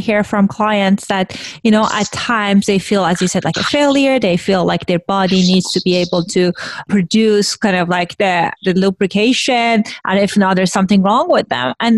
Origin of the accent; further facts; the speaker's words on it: Iran; moved away; I grew up in Iran, which was like post-revolution.